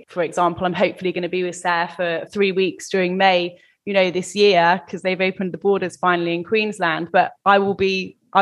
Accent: England, United Kingdom; I'm obviously English

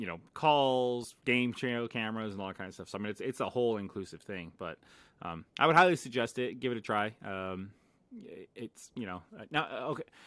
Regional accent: Las Vegas, Nevada, United States; moved away; born and raised in Vegas

